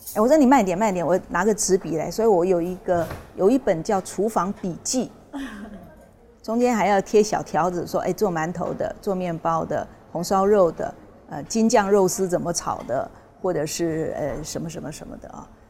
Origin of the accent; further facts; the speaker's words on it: Taiwan; 我们台湾那边是这样